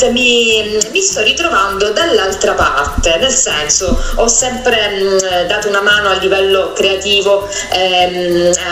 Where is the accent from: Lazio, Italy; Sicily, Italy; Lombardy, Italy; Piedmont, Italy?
Sicily, Italy; come hai detto tu, sono una siciliana, eh